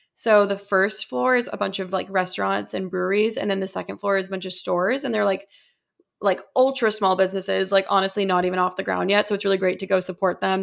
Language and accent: English; Boston, Massachusetts, United States; as a Bostonian